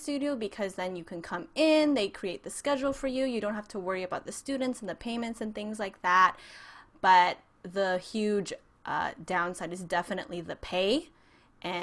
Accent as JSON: {"language": "English", "area": "San Francisco Bay Area", "region": "California", "country": "United States", "tie": "born or raised there", "moved": "as an adult", "lives_now": "Orange County, United States", "said": "I'm actually originally from the San Francisco Bay Area. I grew up there and decided to move down to SoCal to go to Biola University"}